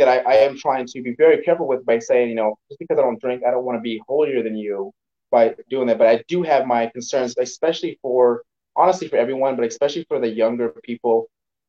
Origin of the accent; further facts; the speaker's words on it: Belize; moved away; I grew up in Belize